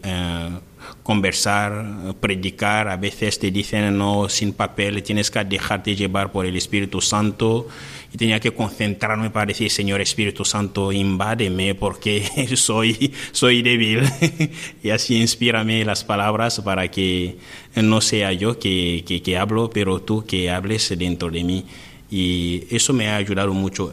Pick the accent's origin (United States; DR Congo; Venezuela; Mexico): DR Congo; Spanish is a second language; moved away as an adult; now in Spain; yo que vengo de un país casi perdido en la pobreza